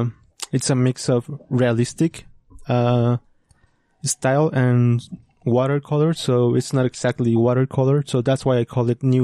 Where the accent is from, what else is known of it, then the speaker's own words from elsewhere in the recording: New York City, New York, United States; born there; So they moved to New York, and I was born in New York.